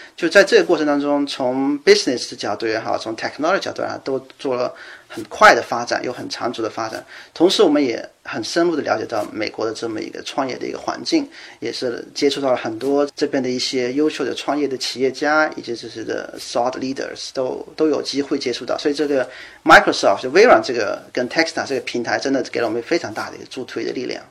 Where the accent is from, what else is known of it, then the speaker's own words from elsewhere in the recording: China; moved away as an adult; also born or lived in Germany; now in Seattle, United States; 我作为一个中国人